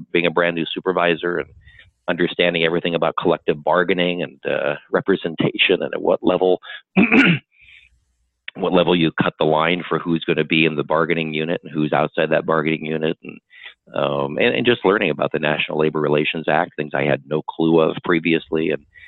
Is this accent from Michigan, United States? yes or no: no; Buena Park, California, United States; I grew up in Buena Park